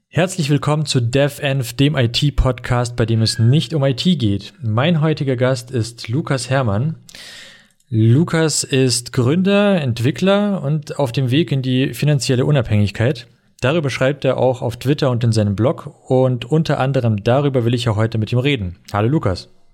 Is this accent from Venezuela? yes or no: no; Russia; now in Germany; ich bin ja aus Russland